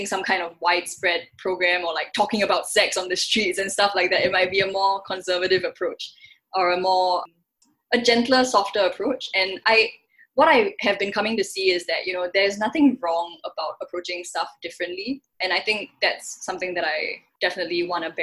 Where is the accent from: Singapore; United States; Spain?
Singapore; I'm giving a Singaporean perspective